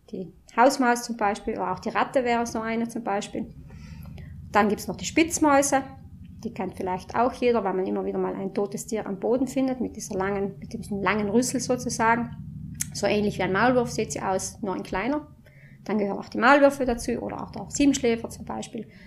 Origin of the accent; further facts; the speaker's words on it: Marling, Trentino-Alto Adige, Italy; ich komme aus Marling.